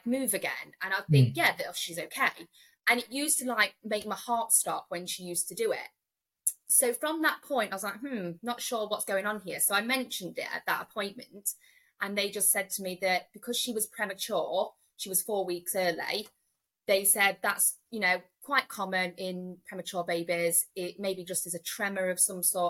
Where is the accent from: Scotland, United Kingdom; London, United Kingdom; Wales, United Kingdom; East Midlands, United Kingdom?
East Midlands, United Kingdom; Nottinghamshire; I am from Nottinghamshire, and I have got three daughters.